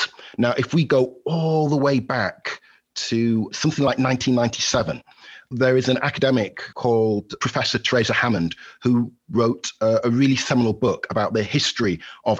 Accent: Halifax, Yorkshire and the Humber, United Kingdom; moved away as an adult; now in Valparaiso, United States; I'm a Yorkshire lad at heart. I'm originally from Halifax in West Yorkshire

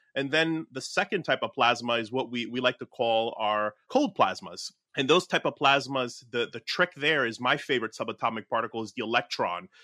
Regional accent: Newark, New Jersey, United States; my hometown of like Newark, New Jersey

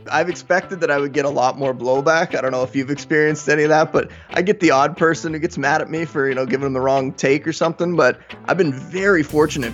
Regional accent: Canada; I am Canadian

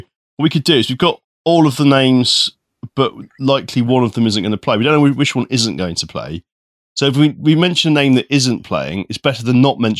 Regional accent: South West England, United Kingdom; accent: Somerset; So should I dig up my old Somerset accent?

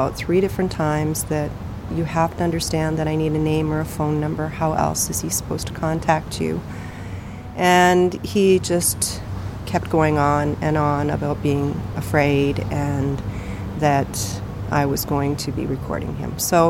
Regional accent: Fort Churchill, Manitoba, Canada; So we grew up in Fort Churchill. And then from there, worked for the government in northern Manitoba, you know.

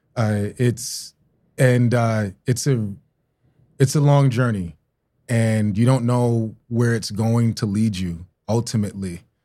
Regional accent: New York City, New York, United States; also born or lived in Tulsa, Oklahoma; I'm from Brooklyn, New York

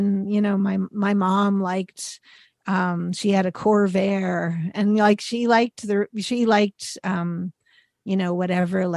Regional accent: Pittsburgh, Pennsylvania, United States; my hometown.

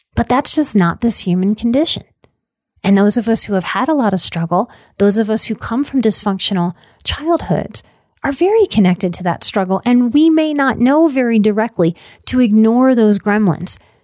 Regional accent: New Orleans, Louisiana, United States; born or raised there

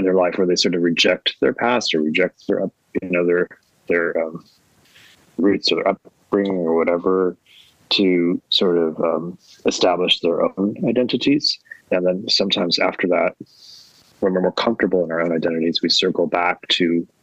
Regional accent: Hawaii, United States; now in Philadelphia, United States; I grew up in Hawaii

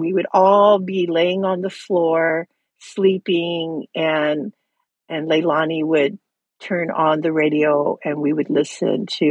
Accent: Hawaii, United States; growing up in Hawaii, you know, the ocean is your life

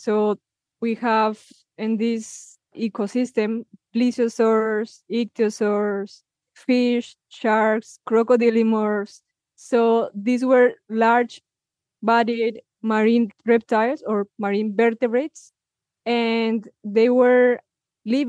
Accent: Villa de Leyva, Boyacá, Colombia; my hometown, Villa de Leyva

